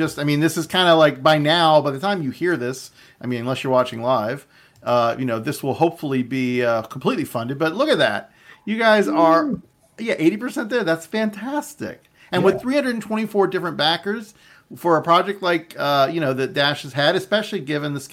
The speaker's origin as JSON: {"language": "English", "region": "Florida", "country": "United States", "tie": "born or raised there", "moved": "yes", "lives_now": "Seattle, United States", "said": "my home state, Florida"}